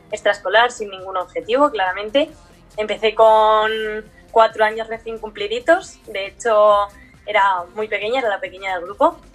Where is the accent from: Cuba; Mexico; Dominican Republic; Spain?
Spain; Asturias; born there; pero yo realmente nací en España, nací